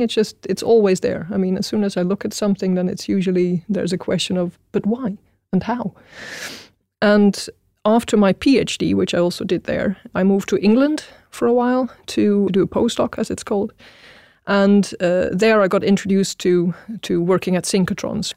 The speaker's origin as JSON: {"language": "English", "country": "Netherlands", "tie": "born or raised there", "moved": "as an adult", "lives_now": "Sweden", "said": "I was born in Holland, uh, or the Netherlands, as it is properly called, um, and uh, I studied there as well"}